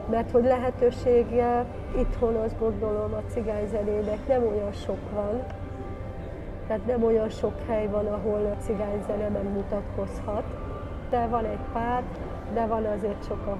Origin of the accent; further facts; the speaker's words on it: Hungary; De mi vagyunk a második magyarországi előadó